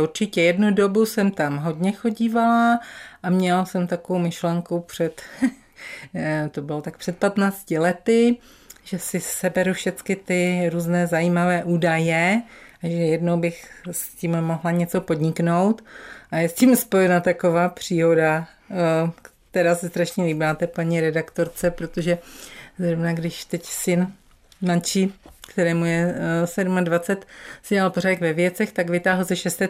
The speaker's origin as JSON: {"language": "Czech", "town": "Frýdek-Místek", "region": "Moravian-Silesian Region", "country": "Czechia", "tie": "born or raised there", "lives_now": "Ostravice, Czech Republic", "said": "narodila jsem se v Místku. Bydlela jsem tady do, eh, v Místku do 26 let"}